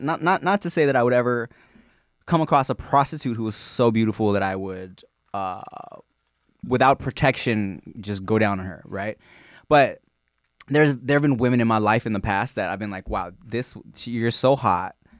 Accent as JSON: {"language": "English", "town": "Long Beach", "region": "California", "country": "United States", "tie": "born or raised there", "also_born_or_lived": "Billings, Montana", "said": "My family moved when I was a baby to Long Beach"}